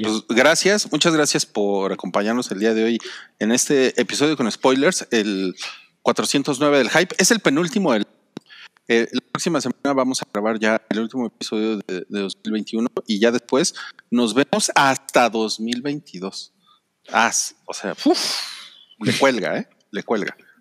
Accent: Mexico; soy mexicano

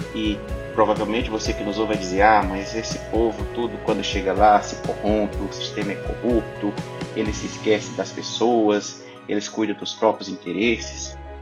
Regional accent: Brazil; eu sou brasileiro

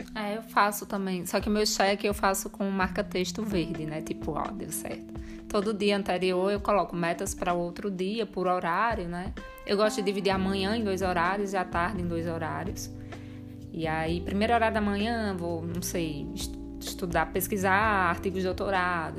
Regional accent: Rio Grande do Norte, Brazil; now in Campinas, Brazil; nós somos do Rio Grande do Norte, com raiz novos.

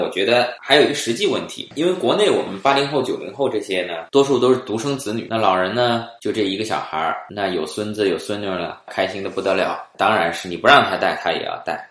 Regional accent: China; now in Quebec, Canada; 那作为我们中国人来说呢，就有点惭愧

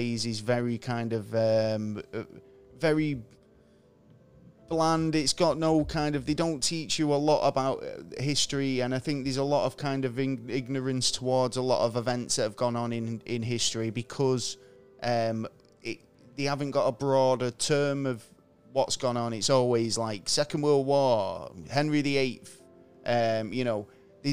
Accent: England, United Kingdom; I'm English, so we don't really get taught about the American presidents all that much in school.

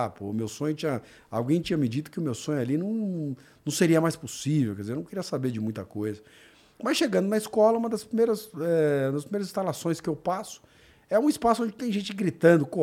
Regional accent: São Paulo, Brazil; also born or lived in Mato Grosso; eu nasci em São Paulo, fui morar no Mato Grosso.

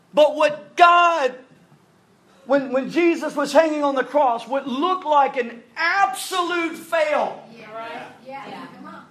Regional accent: North Louisiana, United States; now in South Louisiana, United States; we're from North Louisiana

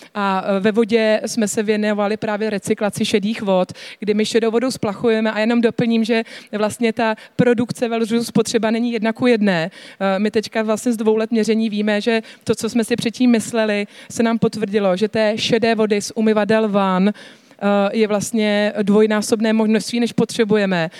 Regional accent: Czechia; jako Češi

